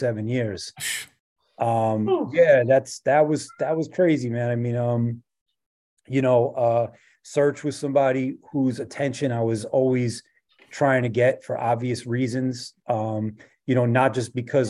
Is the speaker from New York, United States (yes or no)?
yes; New York City, New York, United States; I'm from Rockaway Beach